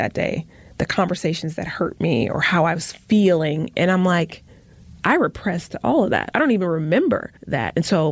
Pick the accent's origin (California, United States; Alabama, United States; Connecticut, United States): Alabama, United States; Tuscaloosa; now in Milwaukee, United States; I was born in Tuscaloosa on this day